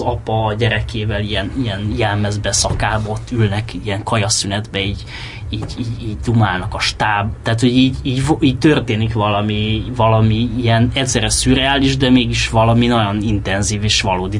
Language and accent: Hungarian; Cluj-Napoca, Cluj County, Romania; moved away as an adult; also born or lived in Galambod, Mureș County, Romania; now in Hungary; Galambodon, uh, Marosvásárhely mellett van egy falu, ahol édesapám lelkész volt, és ott tíz évig ott éltem, és aztán onnan Kolozsvárra átköltöztünk, és akkor Kolozsváron éltem 97-től 2011-ig, és 2011-ben jöttem ide